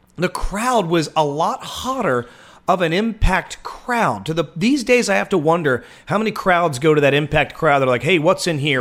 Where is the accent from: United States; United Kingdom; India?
United States; Waldorf, Maryland; I can only be the second most popular person from Waldorf